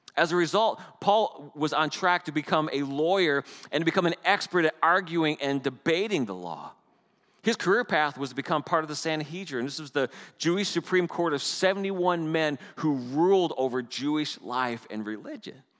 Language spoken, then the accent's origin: English; Canada; moved away; I'm Canadian. And everyone smiles when I tell them I'm Canadian